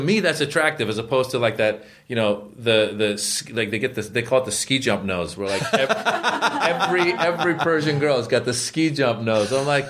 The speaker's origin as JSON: {"language": "English", "country": "United States", "tie": "born or raised there", "also_born_or_lived": "Iran", "said": "it's hard growing up Iranian in America"}